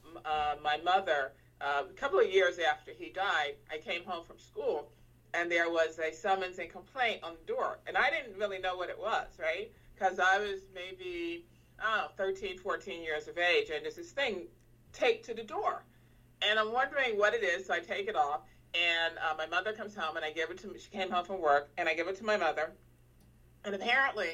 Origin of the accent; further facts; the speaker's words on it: New York City, New York, United States; I grew up in the Bronx, at the South Bronx, actually, is where I grew up.